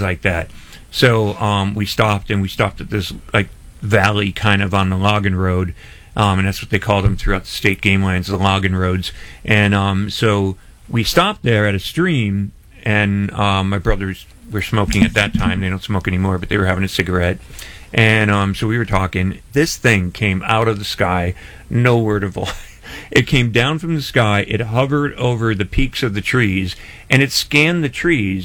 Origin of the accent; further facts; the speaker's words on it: Scranton, Pennsylvania, United States; moved away as an adult; now in Tampa Bay, United States; I'm originally from Scranton